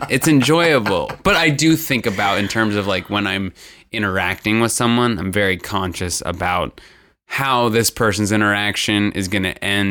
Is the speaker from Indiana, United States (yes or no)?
yes; Indiana, United States; I'm from Indiana, and we only have Mexicans.